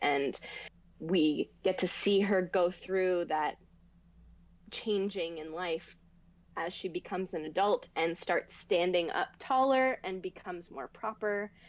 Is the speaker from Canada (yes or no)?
yes; Canada; I didn't grow up in Toronto, but I grew up in Canada